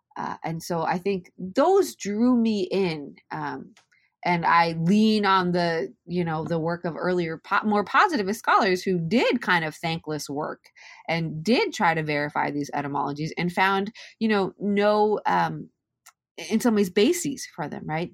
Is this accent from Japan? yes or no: yes; Japan; moved away; I'm Japanese and Welsh, and I grew up, born and raised in Japan